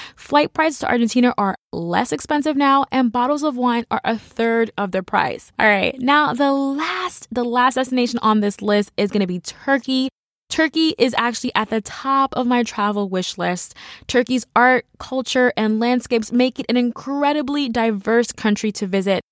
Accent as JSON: {"language": "English", "country": "United States", "said": "as an American"}